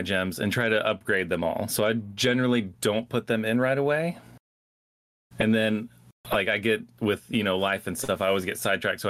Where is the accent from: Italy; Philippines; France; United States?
United States; Georgia; moved away as an adult; also born or lived in New York; moved back to my hometown of, well, my home state of Georgia.